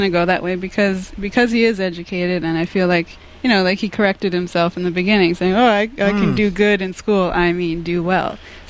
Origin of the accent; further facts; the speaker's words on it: Canada; now in United States; I'm Canadian.